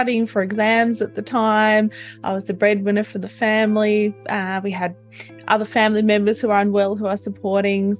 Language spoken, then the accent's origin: English; Tasmania, Australia; I'm from Australia, I'm from Tasmania, so the island right down the bottom.